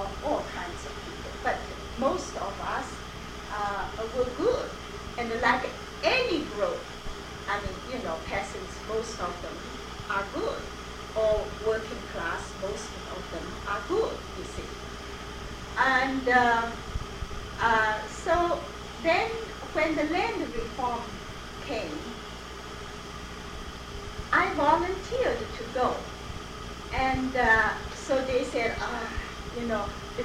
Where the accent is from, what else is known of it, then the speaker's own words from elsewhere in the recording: Shanghai, China; English is a second language; moved away as an adult; also born or lived in Beijing; now in United States; I came from Shanghai, and Shanghai a very westernized and modern community